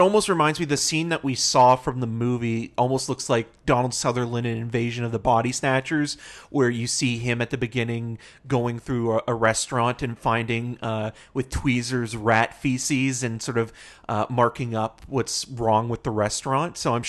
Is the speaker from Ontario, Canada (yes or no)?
yes; Toronto, Ontario, Canada; born there; I mean, I was born in Toronto, so.